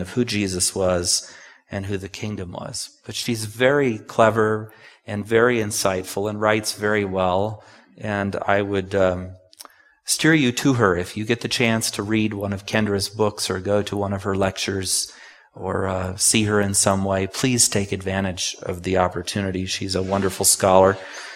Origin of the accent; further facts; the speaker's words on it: Takoma Park, Maryland, United States; I was born in Tacoma Park